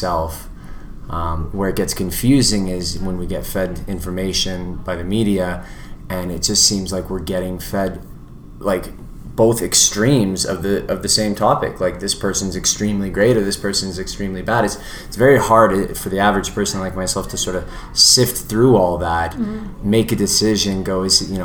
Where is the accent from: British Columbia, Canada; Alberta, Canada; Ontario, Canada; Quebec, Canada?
British Columbia, Canada; Vancouver; moved away as an adult; now in Edmonton, Canada; I was born in Edmonton, but grew up in Vancouver. From the time I was about 1 to 22 years old, I was out in Vancouver.